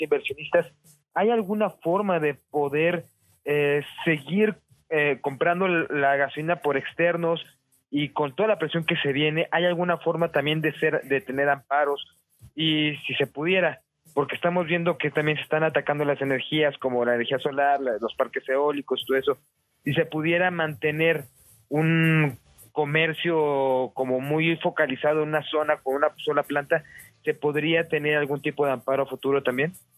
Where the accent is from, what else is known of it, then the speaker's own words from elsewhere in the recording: Mexico; uno como mexicano